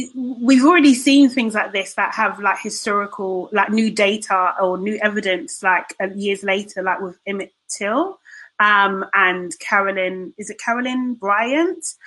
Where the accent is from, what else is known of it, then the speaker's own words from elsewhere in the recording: United Kingdom; as British people